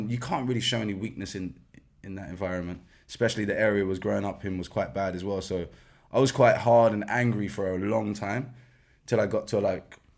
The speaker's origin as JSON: {"language": "English", "region": "London", "country": "United Kingdom", "said": "West London because I'm from West London, and um, yeah, it was underneath a kebab shop in Rayners"}